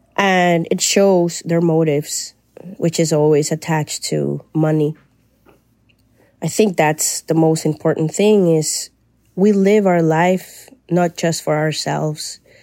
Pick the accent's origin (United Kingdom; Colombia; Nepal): Colombia; now in Canada; I'm Colombian but I live in Canada